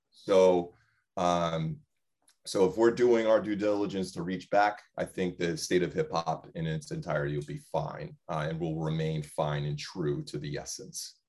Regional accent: West Haven, Connecticut, United States; I grew up in West Haven, but I didn't grow up in a predominantly white space.

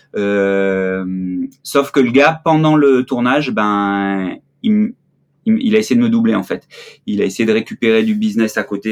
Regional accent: Marseille, Provence-Alpes-Côte d'Azur, France; moved away as an adult; also born or lived in Briançon / Grenoble; je suis marseillais, je suis né à Marseille. Euh, et j'ai eu la chance de, de faire une partie de, de, de mes petites écoles euh, à Briançon

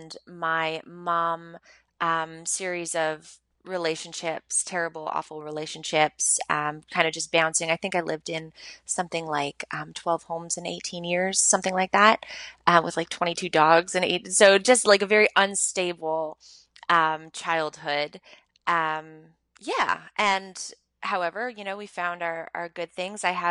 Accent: Montreal, Quebec, Canada; I grew up in Montreal. I'm born and raised in Montreal.

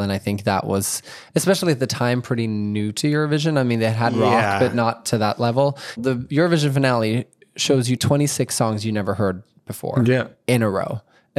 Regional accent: Norway; my home country of Norway

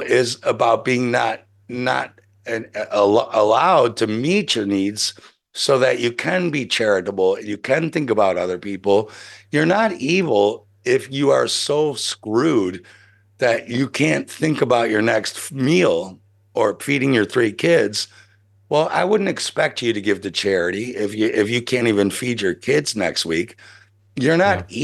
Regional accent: United States; I'm American

